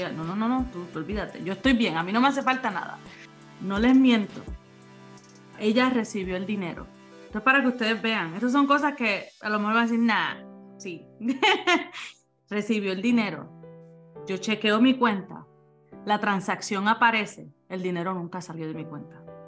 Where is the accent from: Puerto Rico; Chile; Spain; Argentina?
Puerto Rico; Ceiba; also born or lived in Fajardo, Puerto Rico; yo soy de Ceiba, eh, eh, natural, nací en Fajardo, pero naturalmente de el pueblo de Ceiba en Puerto Rico